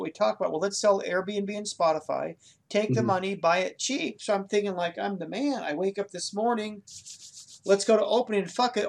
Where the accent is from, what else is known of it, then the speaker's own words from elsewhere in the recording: Ireland; I'm the Irish guy, bro. I will know a four-leaf clover from a poppy.